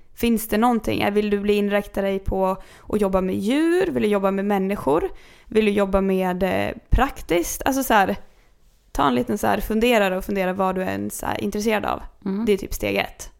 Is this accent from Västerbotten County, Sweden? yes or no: no; Kungsör, Västmanland, Sweden; Jag växte upp i Kungsör.